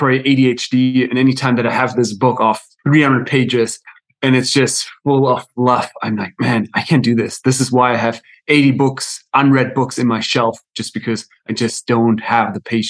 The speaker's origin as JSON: {"language": "English", "country": "Germany", "also_born_or_lived": "South America / United States", "second_language": "English", "moved": "as an adult", "lives_now": "Netherlands", "said": "I'm right now in the Netherlands, but my accent is a little bit all over because I'm German actually myself. And I've lived a few years in South America, a few years in the US, and now in the Netherlands for the last few years."}